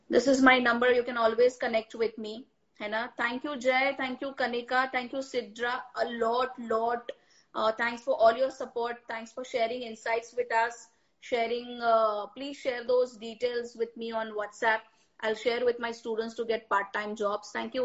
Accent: Mumbai, Maharashtra, India; But yes, I am from Elphiston, Mumbai ki.

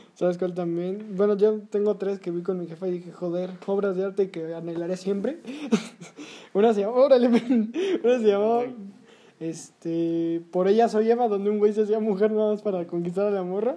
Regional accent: Mexico City, Mexico; como chilangos

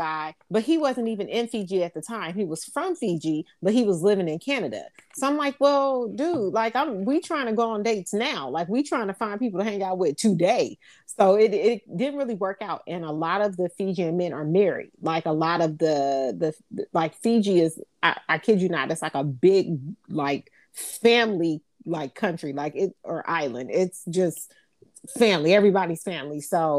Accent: United States; being American

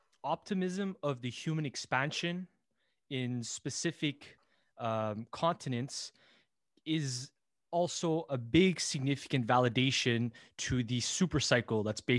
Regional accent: Montreal, Quebec, Canada; we're from Montreal.

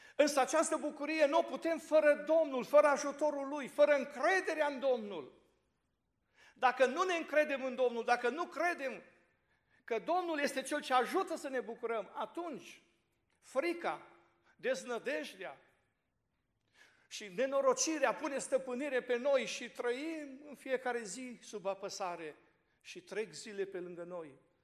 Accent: Fodora, Sălaj County, Romania; mă trag din Fodora, județul Sălași.

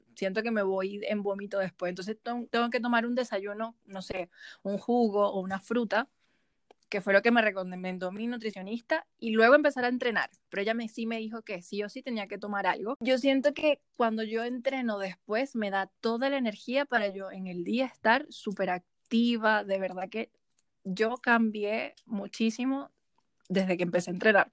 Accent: Cuyagua, Aragua, Venezuela; now in Santiago, Chile; Yo soy de Cuyagua y yo vivía todas las semanas en la playa

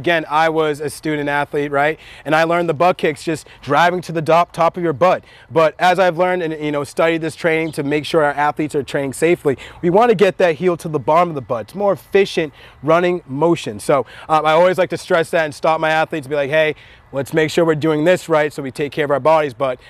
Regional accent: Nigeria; I'm actually from Nigeria

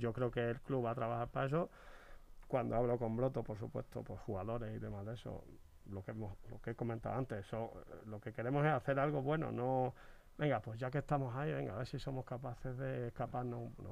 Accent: Badajoz, Extremadura, Spain; moved away; mis paisanos

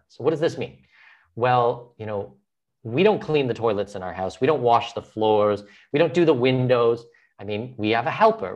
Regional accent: Southwestern Ontario, Canada; moved away as an adult; also born or lived in Brazil; now in Panama; I'm from Southwestern Ontario, I'm Canadian, I'm Canadian

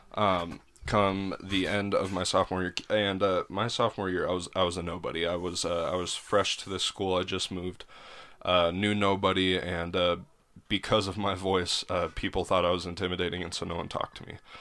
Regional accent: Helena, Montana, United States; moved away; Helena, Montana

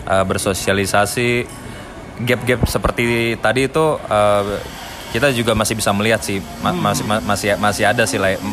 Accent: Java, Indonesia; namanya sebagai uh, orang Batak yang uh, lahir dan besar di tanah Jawa

